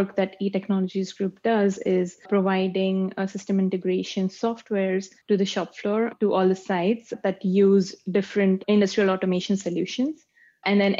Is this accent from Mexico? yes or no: no; Pune, Maharashtra, India; moved away as an adult; also born or lived in Cincinnati, Ohio, United States; now in Toronto, Canada; I was born and raised in India. There's a city called Pune in India.